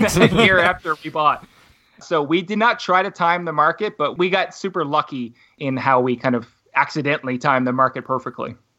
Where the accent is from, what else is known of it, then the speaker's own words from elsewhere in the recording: Halifax, Nova Scotia, Canada; moved away; buy a house back in my hometown. So, I'm from Halifax, Nova Scotia originally